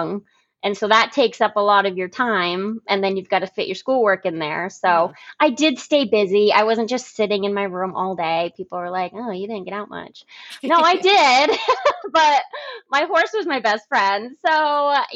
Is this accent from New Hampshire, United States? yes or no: yes; Concord, New Hampshire, United States; I moved around a little bit, you know, when I was younger, but mostly in the Concord area